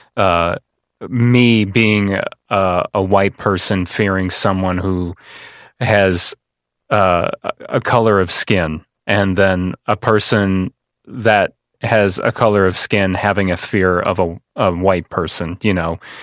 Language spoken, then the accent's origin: English; Kankakee, Illinois, United States; I came from a family that's been here for generations and generations